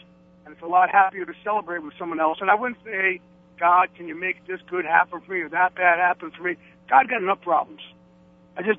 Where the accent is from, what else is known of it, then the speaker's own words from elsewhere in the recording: Jersey Shore, New Jersey, United States; Jersey Shore